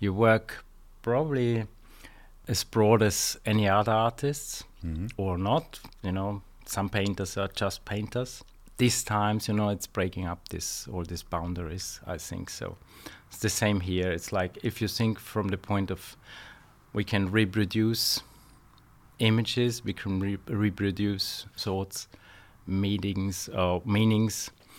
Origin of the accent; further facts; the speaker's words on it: Austria; also born or lived in London; I'm from Austria.